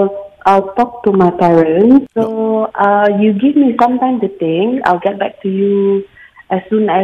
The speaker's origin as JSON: {"language": "English", "town": "Kuching", "region": "Sarawak", "country": "Malaysia", "moved": "yes", "said": "I am from Kuching, Sarawak. Oh. I'm not from Kuala Lumpur."}